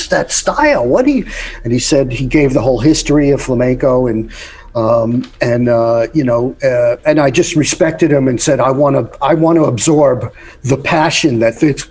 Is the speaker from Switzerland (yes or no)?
no; New York, United States; I grew up in New York